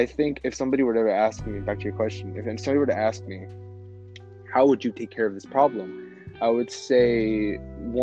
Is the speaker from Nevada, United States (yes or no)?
yes; Las Vegas, Nevada, United States; we're from Vegas